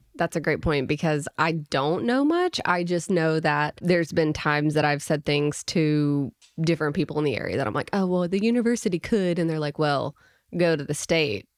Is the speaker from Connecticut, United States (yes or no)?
no; Little Rock, Arkansas, United States; moved away as an adult; now in Fayetteville, United States; I'm originally from Little Rock, Arkansas.